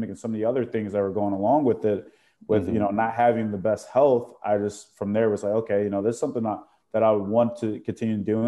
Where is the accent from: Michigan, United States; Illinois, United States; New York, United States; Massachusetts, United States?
Illinois, United States; Chicago; I grew up in the Chicago area